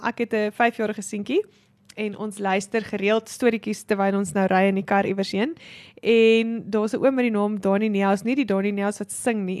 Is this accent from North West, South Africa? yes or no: no; Clocolan, Free State, South Africa; ek het groot geword in Klokkelaan.